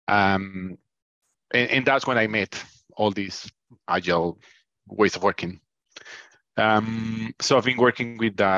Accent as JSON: {"language": "English", "country": "Colombia", "moved": "yes", "lives_now": "United Kingdom", "said": "I'm originally from Colombia. I've been in the UK for probably 20 years."}